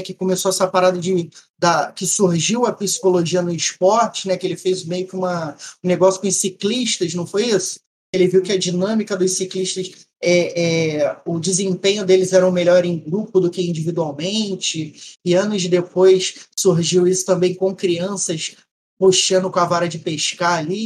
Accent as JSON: {"language": "Portuguese", "region": "Rio de Janeiro", "country": "Brazil", "said": "Carioca da gema"}